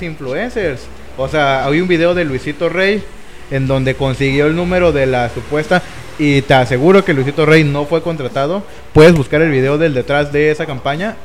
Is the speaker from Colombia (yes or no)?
no; Mexico; Nosotros mismos como mexicanos